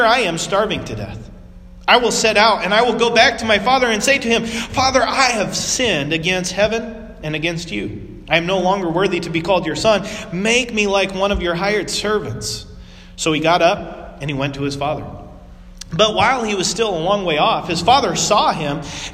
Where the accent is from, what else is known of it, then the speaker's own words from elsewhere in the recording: West Coast, United States; moved away; I grew up on the West Coast